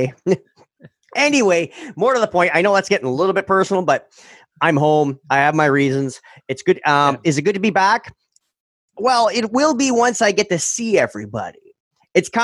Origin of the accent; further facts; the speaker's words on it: Canada; moved away as an adult; I've actually moved back to my hometown